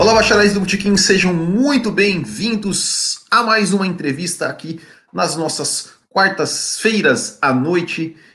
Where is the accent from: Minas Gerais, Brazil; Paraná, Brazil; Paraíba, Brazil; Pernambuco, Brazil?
Paraná, Brazil; now in Brasília, Brazil; eu sou paranaense, mas moro aqui já há algum tempo